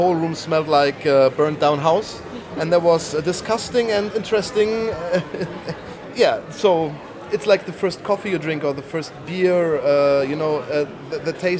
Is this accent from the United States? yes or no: no; Bonn, North Rhine-Westphalia, Germany; I'm from Bonn, Western Germany.